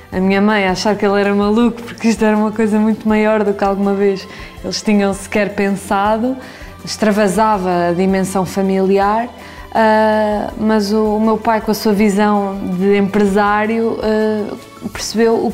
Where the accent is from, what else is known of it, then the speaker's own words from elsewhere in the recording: Coimbra, Centro, Portugal; nós somos de Coimbra, mas a minha avó era daqui de Santa Eulália e sempre tivemos uma ligação muito forte ao Alentejo